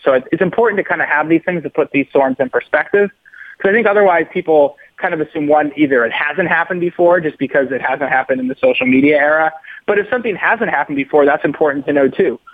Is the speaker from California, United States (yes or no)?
no; Massachusetts, United States; grew up in Massachusetts